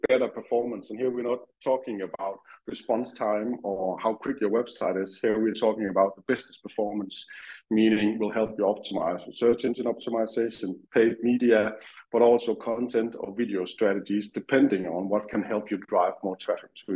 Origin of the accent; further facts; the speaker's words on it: Denmark; moved away as an adult; now in United Kingdom; I'm from Denmark. I moved to UK some 3.5 years ago now with my family, just before COVID